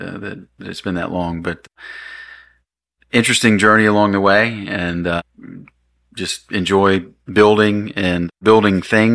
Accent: Green Cove Springs, Florida, United States; I'm from Green Cove, born and raised, went to Clay High, and went to University of Florida and came back

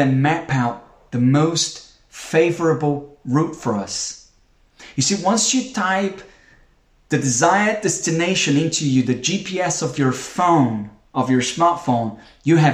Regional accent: Brazil; now in United Kingdom; We're not from the UK. I'm from Brazil

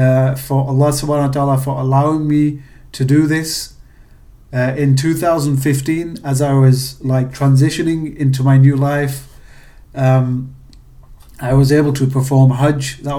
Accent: Pakistan; You know, being Pakistani, we try and save money.

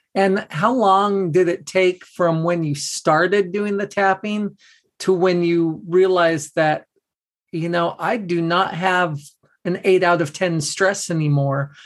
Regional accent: Southern California, United States; I grew up in in Southern California

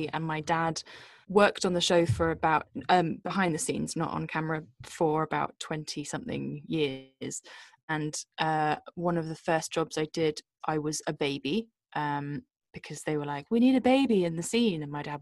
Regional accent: Bristol, South West England, United Kingdom; I was born in a city in the west of England called Bristol.

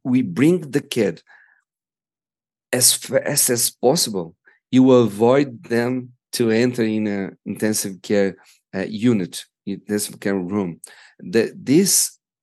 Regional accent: Brazil; as we are from Brazil, and it's a poor country

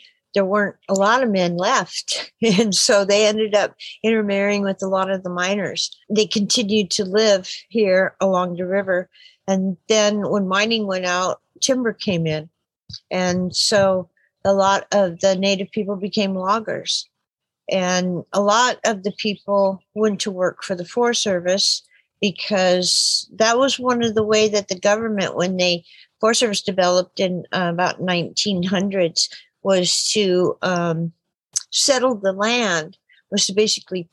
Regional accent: Happy Camp, California, United States; I was born and raised in Happy Camp, California

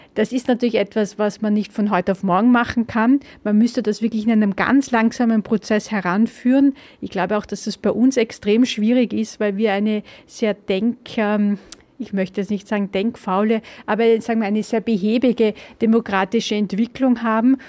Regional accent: Austria; bei uns in Österreich

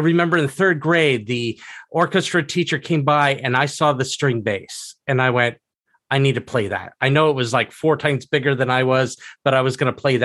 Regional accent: Southeast Washington State, United States; also born or lived in Salt Lake City, Utah; originally, I was born in Salt Lake City, Utah, lived there till about six, and then family picked up and moved to Southeast Washington State, where I went to high school and actually still live and work

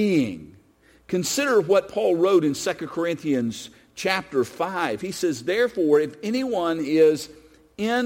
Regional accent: United States; I'm an American. I was born here. My passport is from the United States of America.

